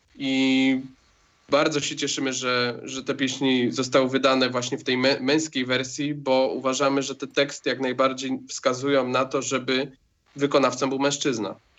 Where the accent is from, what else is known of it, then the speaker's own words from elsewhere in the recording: Łódź, Łódź Voivodeship, Poland; ja w zasadzie urodziłem się w Łodzi